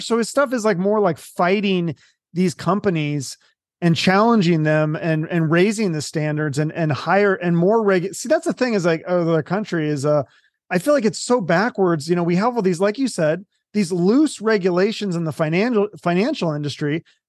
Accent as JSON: {"language": "English", "region": "Washington", "country": "United States", "tie": "born or raised there", "said": "I don't even think I knew the name of my governor growing up in Washington."}